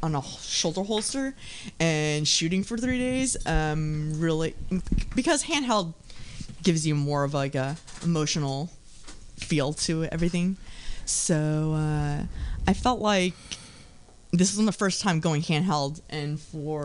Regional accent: Dallas, Texas, United States; now in San Francisco, United States; I'm from Texas.

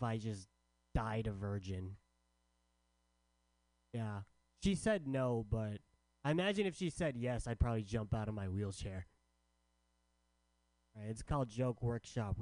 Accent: San Diego, California, United States; also born or lived in San Francisco; I'm from San Diego

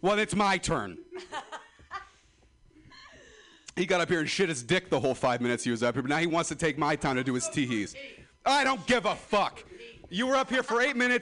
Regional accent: Ripon, California, United States; I'm from Ripon, California

